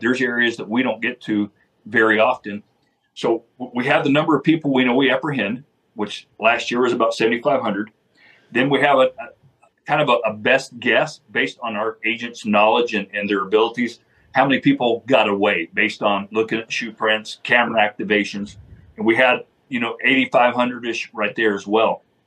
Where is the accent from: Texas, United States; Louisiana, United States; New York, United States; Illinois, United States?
Texas, United States; Sanderson; the Sanderson Border Patrol Station right here in my hometown